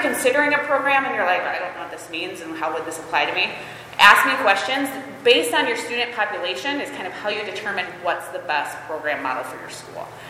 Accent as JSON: {"language": "English", "town": "Holland", "region": "Michigan", "country": "United States", "also_born_or_lived": "Costa Rica", "moved": "as an adult", "said": "my husband and I moved back to Michigan. I am originally from Holland Christian"}